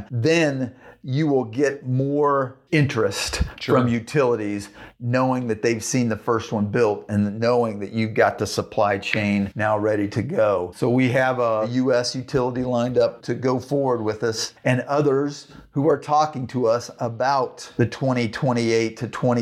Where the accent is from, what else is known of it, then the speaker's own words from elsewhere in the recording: Central Plains states, United States; I grew up in Central Plains states